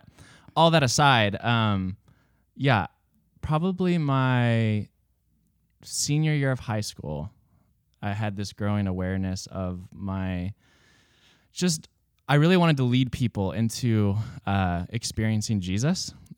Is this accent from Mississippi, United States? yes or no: no; Newport Beach, California, United States; born there; also born or lived in Billings / Seattle; I was born in Newport Beach, California. And then after about a year and a half, my family moved to Montana because California is expensive.